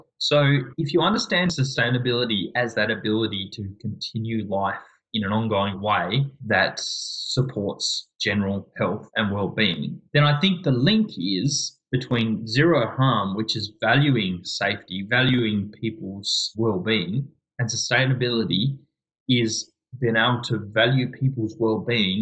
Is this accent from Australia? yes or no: yes; Adelaide, South Australia, Australia; now in Tasmania, Australia; I am a South Australian, born and bred in Adelaide.